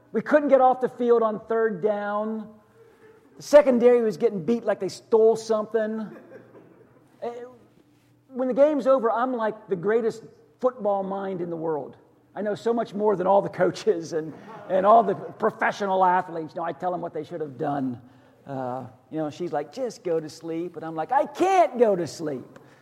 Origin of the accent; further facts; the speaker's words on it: just outside of Pittsburgh, western Pennsylvania, United States; now in Hillsborough County, United States; I grew up just outside of Pittsburgh in the 70s